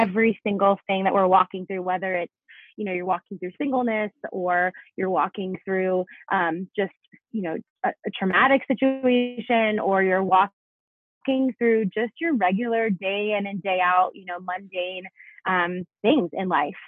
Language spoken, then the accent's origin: English; South Florida, United States; moved away as an adult; also born or lived in Italy; now in Denver, United States; I was actually born in Italy. My mom is born and raised in Italy. And so grew up for most of my life in South Florida.